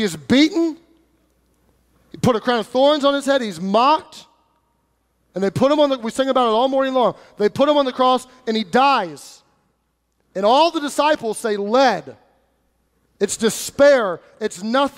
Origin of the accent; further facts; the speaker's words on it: United States; we as American Christians